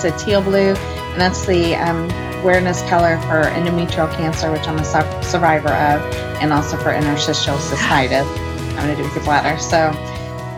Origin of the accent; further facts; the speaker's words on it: Indianapolis, Indiana, United States; I was born and raised in Indianapolis.